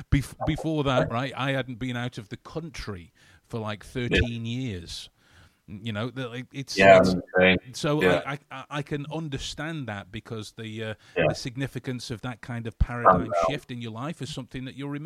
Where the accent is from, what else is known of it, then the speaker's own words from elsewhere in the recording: Canada; I'm from Canada. Hello, Canada.